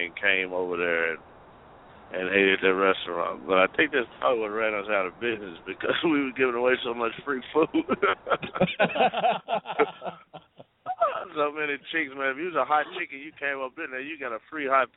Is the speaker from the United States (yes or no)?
yes; the South, United States; I'm from the South too